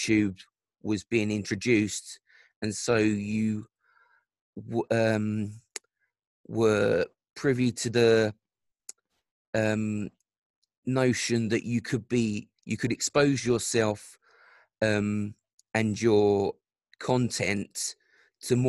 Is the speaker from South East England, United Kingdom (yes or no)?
no; London, United Kingdom; I grew up in South London